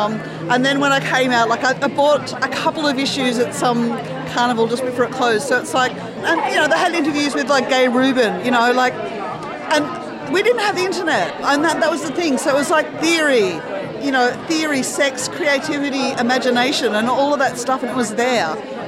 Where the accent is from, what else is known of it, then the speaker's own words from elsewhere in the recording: Sydney, New South Wales, Australia; I'm from Sydney